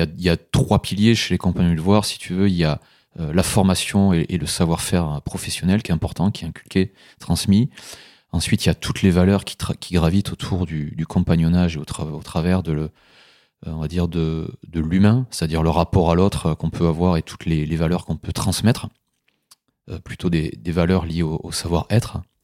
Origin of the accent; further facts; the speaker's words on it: Aveyron, Occitania, France; moved away as an adult; now in Mâcon, France; je suis originaire de, de l'Aveyron